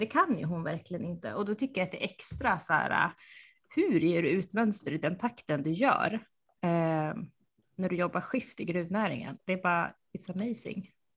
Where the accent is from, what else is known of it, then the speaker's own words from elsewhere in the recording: Uppsala, Uppsala County, Sweden; moved away; Jag, jag är uppvuxen i centrala Uppsala